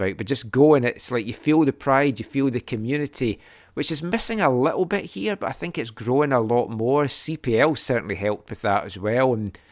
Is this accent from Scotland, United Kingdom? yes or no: yes; Glenrothes, Scotland, United Kingdom; Glenrothes as Juniors, which was a non-league side in my hometown.